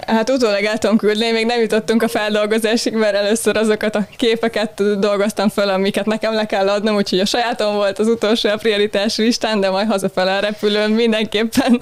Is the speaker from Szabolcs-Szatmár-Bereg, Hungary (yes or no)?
no; Balatonalmádi, Veszprém County, Hungary; moved away as an adult; now in Budapest, Hungary; Budapesten születtem, de Budapesten. alapvetően Veszprémi voltam így óvodáskoromig, és utána költöztünk át Almádiból, amikor az általános iskolát kezdtem